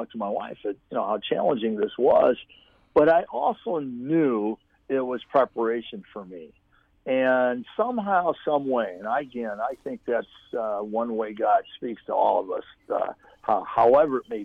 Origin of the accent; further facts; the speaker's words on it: Pettisville, Ohio, United States; moved away as an adult; also born or lived in Toledo, Ohio / Grand Valley, Michigan; I grew up in Pettisville, Ohio